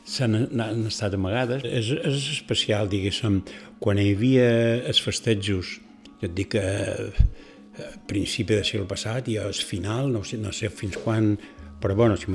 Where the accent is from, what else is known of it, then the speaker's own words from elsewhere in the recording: Ibiza, Balearic Islands, Spain; ja t'hi vaig néixer a Eivissa, vaig, vaig créixer allí